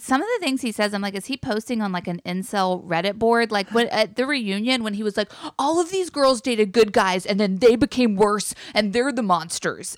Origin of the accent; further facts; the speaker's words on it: North Carolina, United States; I'm from North Carolina